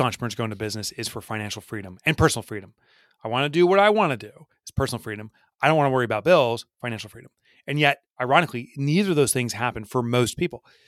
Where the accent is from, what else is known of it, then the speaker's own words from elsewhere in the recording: New Jersey, United States; I've in my own little town here, I'm from New Jersey